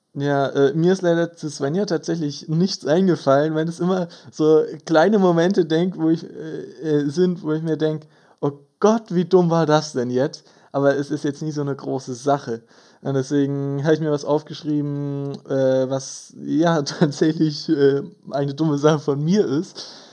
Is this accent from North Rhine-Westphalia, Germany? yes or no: no; Böbing, Bavaria, Germany; wir kommen beide ursprünglich aus Böbing, einem sehr kleinen Kaff in äh, Bayern.